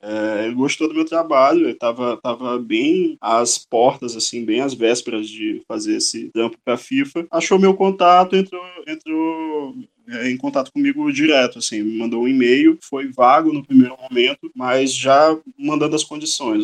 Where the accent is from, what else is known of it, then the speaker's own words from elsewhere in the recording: São Luís, Maranhão, Brazil; also born or lived in Bom Jardim, Maranhão; eu sou nascido em Bom Jardim, é uma cidade mínima aqui do interior do Maranhão, mas muito cedo os meus pais trouxeram a família para São Luís e eu moro aqui no São Francisco basicamente desde que eu me entendo por gente